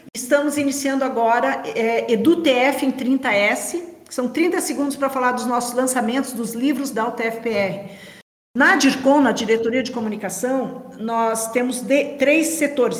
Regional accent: Brazil; sou do Brasil

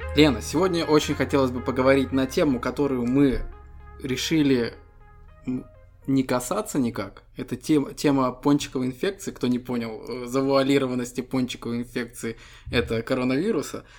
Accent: Estonia; Мы ребята из Эстонии

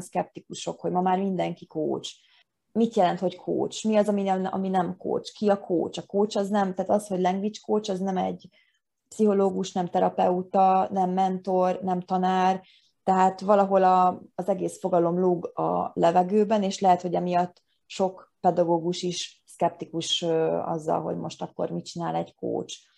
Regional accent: Hungary

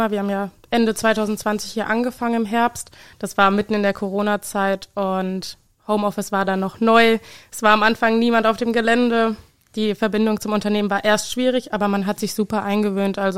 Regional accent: Obertshausen, Hesse, Germany; now in Heusenstamm, Germany; Ja, ich komme aus Obertshausen ursprünglich, wohne mittlerweile jetzt in Heusenstamm.

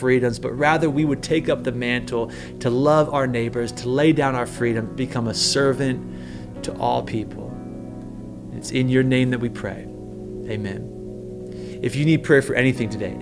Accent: United States; as American Christians

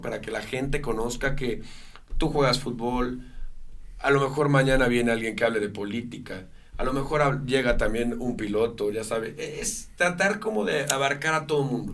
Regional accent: Mexico; Amo a mi país, yo jamás renunciaré a mi nacionalidad

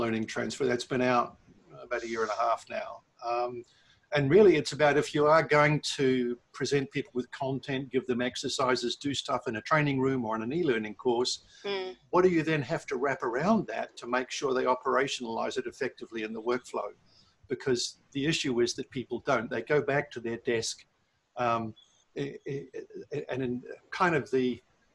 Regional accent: New Zealand; now in Milton Keynes, United Kingdom; I was born and bred in New Zealand. I grew up on a farm

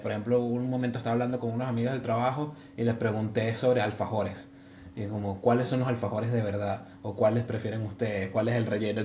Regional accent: Venezuela; moved away; somos muchos venezolanos acá

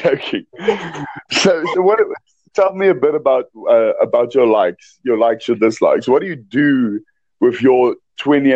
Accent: South Africa; I'm from South Africa.

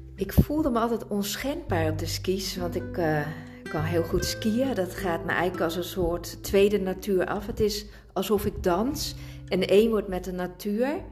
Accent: Italy; ik zit vol temperament als Italiaanse

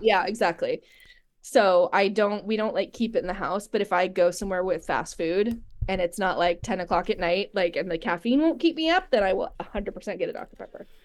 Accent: Moorpark, California, United States; also born or lived in Los Angeles / Orange County / Ventura; I, I was born in L A, but I grew up, um, in Ventura County. Um, the place, the town I grew up in Moore Park

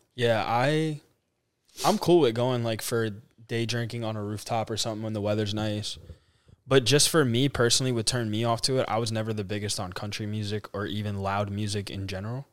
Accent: Carteret, New Jersey, United States; moved away as an adult; now in Nashville, United States; I'm from Carteret, New Jersey. Um, born and raised, never lived anywhere else in my life.

